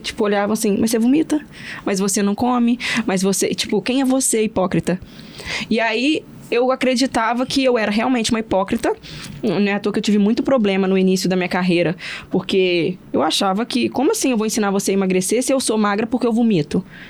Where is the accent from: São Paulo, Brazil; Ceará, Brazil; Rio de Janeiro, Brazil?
Rio de Janeiro, Brazil; Porciúncula; now in Vitória, Brazil; eu moro em Vitória hoje, mas eu sou do interior do Rio, sou de Porciúncula, uma cidade pequena.